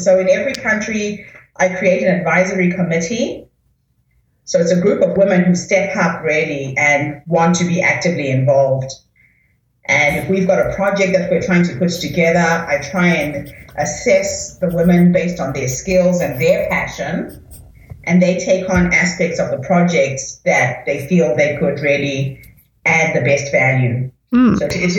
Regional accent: New Zealand; And as you know, I am from New Zealand, so my base is really with the indigenous women of New Zealand and Australia.

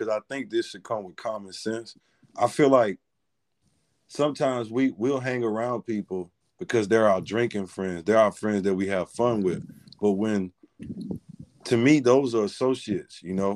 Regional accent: Louisiana, United States; I'm from Louisiana

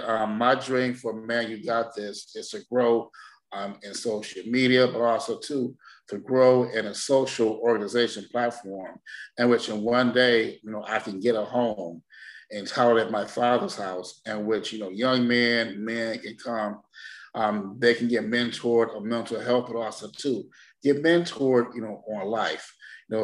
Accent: Detroit, Michigan, United States; I'm from Detroit, Michigan, born and raised.

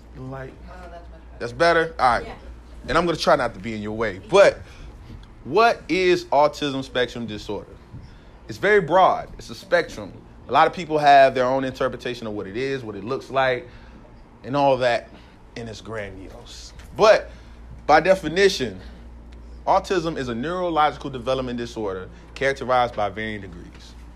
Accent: North Carolina, United States; moved away as an adult; now in San Jose, United States; I grew up in North Carolina, East Coast, Southern East Coast

